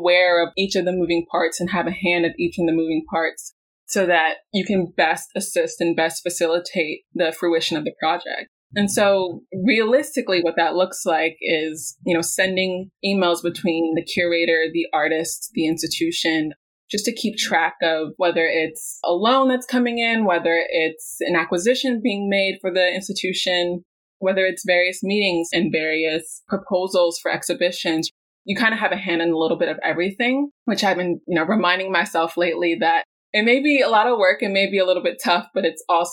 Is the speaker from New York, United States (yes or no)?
yes; New York City, New York, United States; also born or lived in Florida; growing up in Brooklyn, I've been really immersed with the Brooklyn Museum